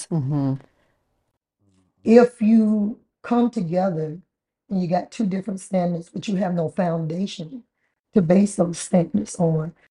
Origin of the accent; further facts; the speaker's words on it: Atlanta, Georgia, United States; Right here